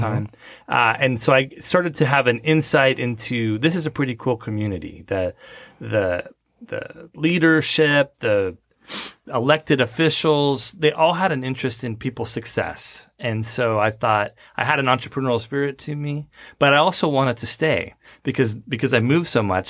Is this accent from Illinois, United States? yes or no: no; Southern California, United States; moved away as an adult; also born or lived in Las Vegas; now in Frisco, United States; I grew up in Southern California